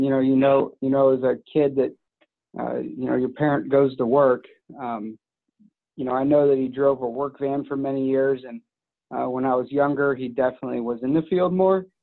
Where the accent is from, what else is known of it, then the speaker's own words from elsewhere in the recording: Madeira, Ohio, United States; I grew up here in Madeira, uh, where our office is now, and where I live now.